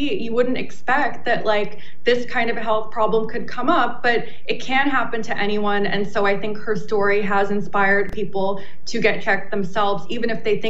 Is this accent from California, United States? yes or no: yes; California, United States; And I'm one of those people, by the way. I'm from California.